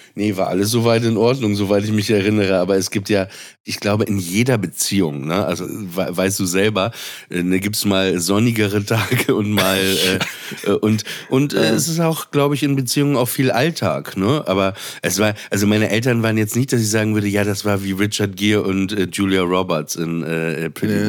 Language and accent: German; Papenburg, Lower Saxony, Germany; in der Nähe von Papenburg, wo ich aufgewachsen bin